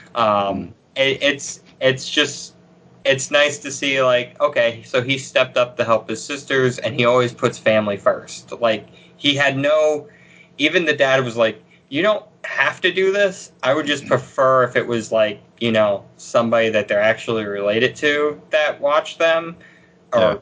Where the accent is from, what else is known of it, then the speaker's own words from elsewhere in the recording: Pennsylvania, United States; I'm from Pennsylvania